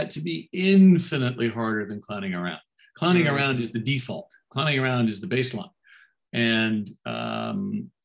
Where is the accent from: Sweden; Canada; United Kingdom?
Canada; now in United States; As a Canadian